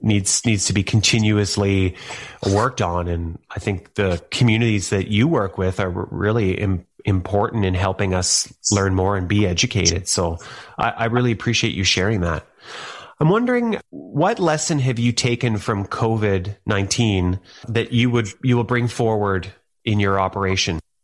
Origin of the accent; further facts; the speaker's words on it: Thunder Bay, Ontario, Canada; I grew up in Thunder Bay, Ontario